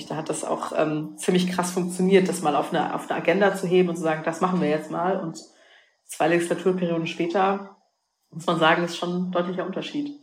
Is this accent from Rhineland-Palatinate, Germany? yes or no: yes; Rhineland-Palatinate, Germany; bin ja aus der Pfalz gebürtig